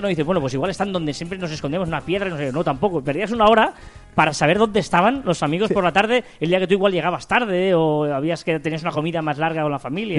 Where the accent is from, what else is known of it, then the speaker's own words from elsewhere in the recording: Barcelona, Catalonia, Spain; nosotros somos de Barcelona